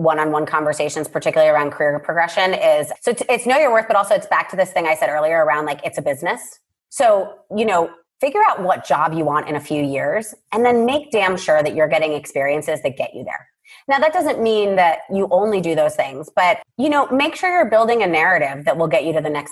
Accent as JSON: {"language": "English", "country": "Puerto Rico", "tie": "born or raised there", "said": "I was born and raised in Puerto Rico"}